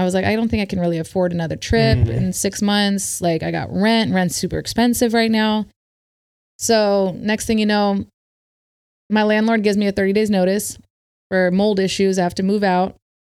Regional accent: Berkeley, California, United States; born there; also born or lived in India; I was born in Berkeley, but I lived back. I moved back and forth from India to America since I was like 5.5 years old.

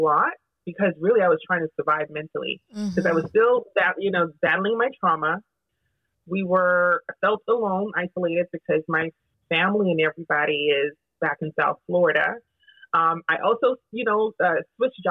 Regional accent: Jamaica; I'm also Jamaican.

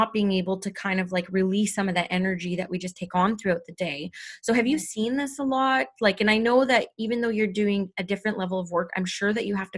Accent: Canada; I'm Indigenous Canadian

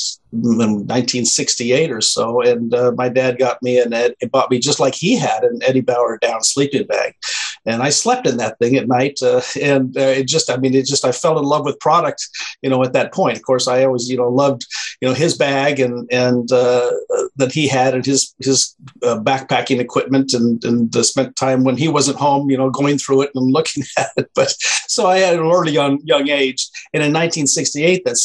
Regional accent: Twin Falls, Idaho, United States; I grew up in Idaho, in Twin Falls, Idaho, southern Idaho

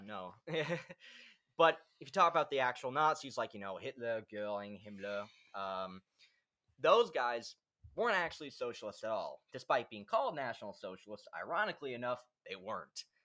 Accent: United States; I'm from the United States

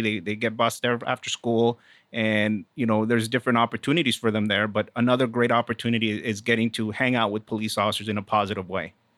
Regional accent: South Texas, United States; moved away as an adult; also born or lived in Houston; I am originally from Texas

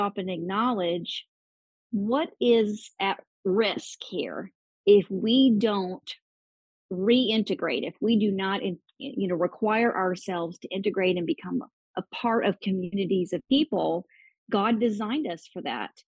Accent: Oklahoma, United States; I was born and raised in Oklahoma, just went away out of the state for a few years to go to college and then moved back to Oklahoma

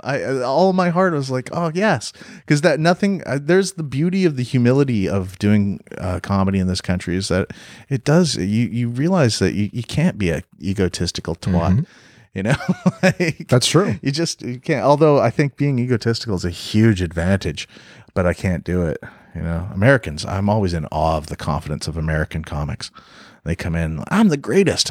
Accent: Canada; also born or lived in Los Angeles, United States / North Carolina, United States / Vancouver, Canada; I'm Canadian

